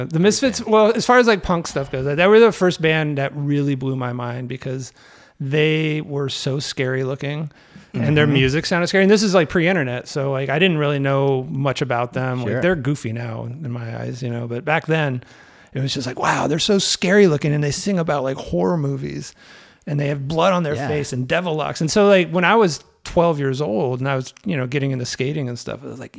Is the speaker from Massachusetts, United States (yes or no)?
no; the Bay Area, California, United States; now in Chicago, United States; I grew up in the Bay Area